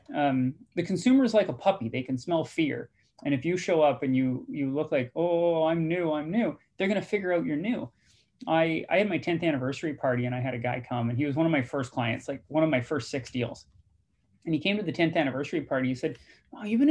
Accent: British Columbia, Canada; also born or lived in Guelph, Ontario / Nova Scotia; who we are as British Columbians.

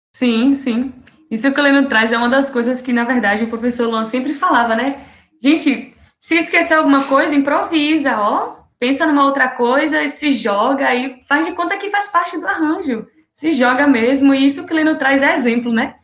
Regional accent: Serrinha, Bahia, Brazil; eu sou daqui de Serrinha, como Vitória bem disse, bem pertinho de Feira de Santana

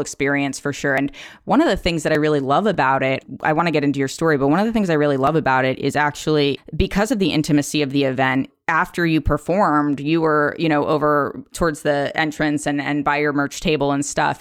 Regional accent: Philadelphia, Pennsylvania, United States; now in Seattle, United States; I grew up in the suburbs of Philadelphia

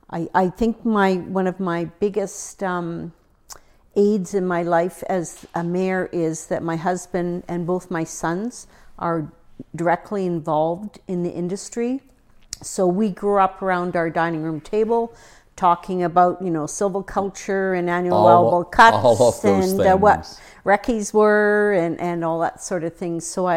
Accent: Ontario, Canada; also born or lived in Manitoba; I grew up in Northern Ontario.

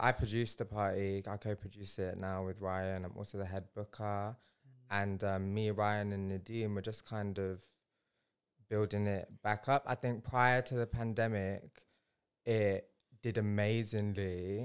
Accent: Leicester, East Midlands, United Kingdom; moved away as an adult; also born or lived in Bradford / Punjab; now in London, United Kingdom; I'm Punjabi and I was born in Bradford and raised in Leicester

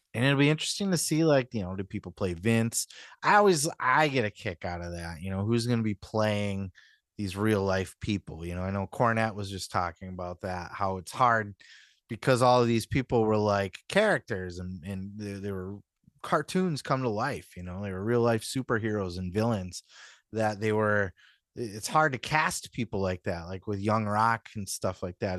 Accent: Midwest, United States; where I'm from, you know, up in the Midwest

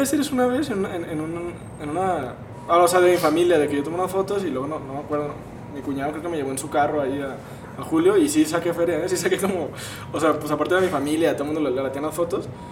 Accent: Guadalajara, Jalisco, Mexico; somos aquí de Guadalajara

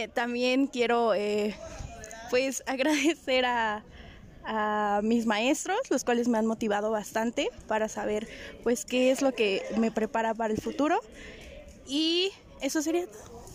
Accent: Puebla, Mexico; moved away; soy de Puebla y que me toca venir hasta acá

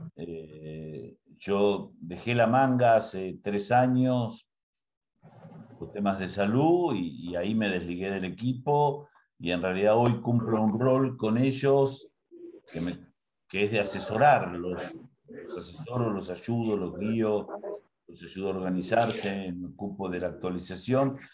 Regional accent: Argentina; also born or lived in Castelli, Buenos Aires Province; en Argentina hay algunas cosas que tenemos visiones un poco anticuadas

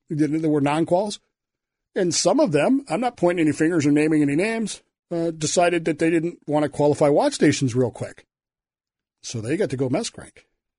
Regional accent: Oklahoma, United States; growing up in Oklahoma, man. With parents from the 40s.

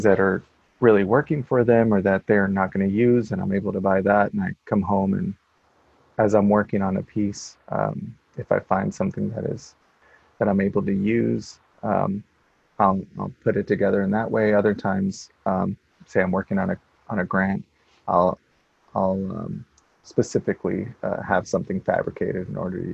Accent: El Paso, Texas, United States; also born or lived in Salt Lake City, Utah; now in Portland, United States; I'm originally from El Paso, Texas

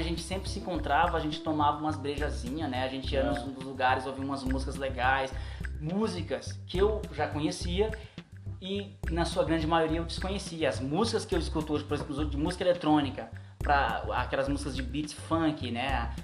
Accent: Maranhão, Brazil; now in São Paulo, Brazil; Eu sou maranhense

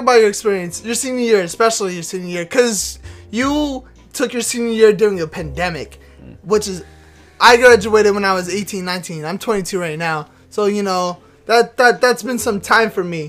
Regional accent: Texas, United States; we're both from Texas.

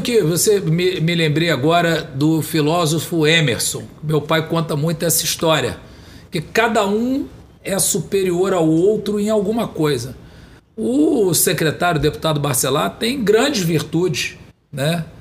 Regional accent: São Gonçalo, Rio de Janeiro, Brazil; Eu fui criado em São Gonçalo

